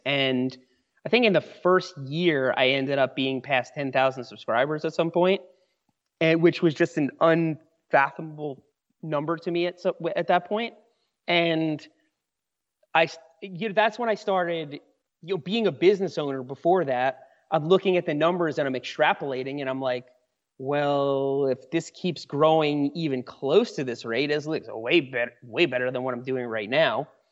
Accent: New York, United States; moved away as an adult; now in Asheville, North Carolina, United States; I grew up in New York. That's where I spent most of my life till I was in my mid-twenties.

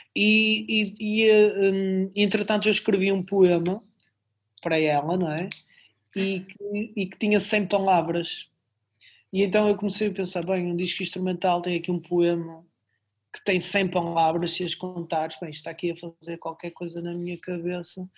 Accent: Barcelos, Norte, Portugal; now in Braga, Portugal; na minha terra natal, em Barcelos.

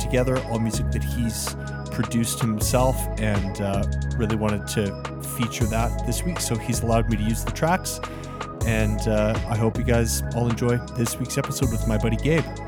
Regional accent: Calgary, Alberta, Canada; me growing up in the Northwest, like, I grew up just north of Nose Hill. and my parents still live there, and that's, that's my childhood home

